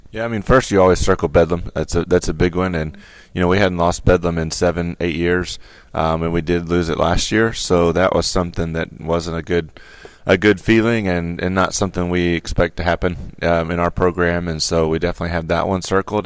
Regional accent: Norman, Oklahoma, United States; moved away as an adult; now in Stillwater, United States; growing up in Norman, you obviously are around O U sports

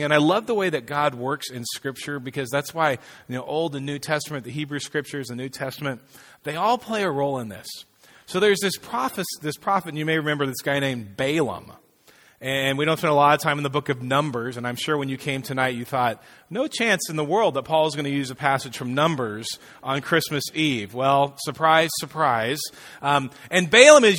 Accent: Fresno, California, United States; I grew up in Fresno

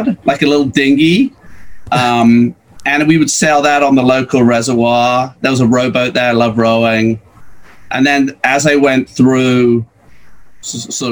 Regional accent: Birmingham, West Midlands, United Kingdom; moved away as an adult; now in United States; I'm English, a very proud Brummy from Birmingham, right in the middle of England.

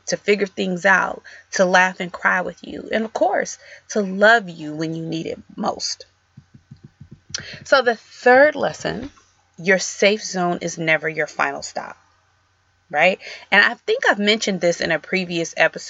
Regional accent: Detroit, Michigan, United States; growing up in Detroit

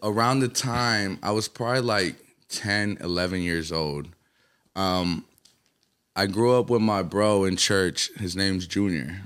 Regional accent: Atlanta, Georgia, United States; also born or lived in Colombia / New York; my formative, like, who I was around and what created, you know what I'm saying? It's, I'll give it to Atlanta

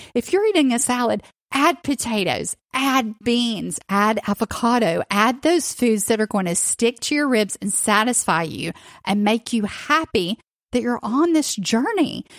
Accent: the South, United States; growing up in the South

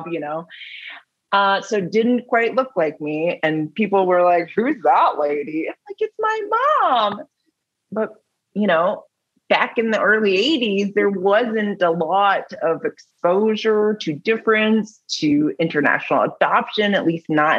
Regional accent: Milton, Ontario, Canada; I grew up in Halton, like in Milton, small town

